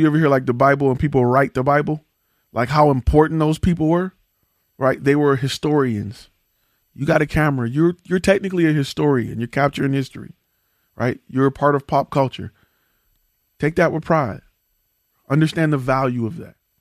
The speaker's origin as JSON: {"language": "English", "town": "Detroit", "region": "Michigan", "country": "United States", "said": "I come from Detroit"}